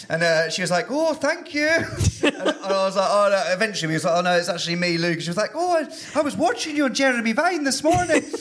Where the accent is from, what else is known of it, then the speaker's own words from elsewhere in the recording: London, United Kingdom; accent: London; Uh, South London, Kennington.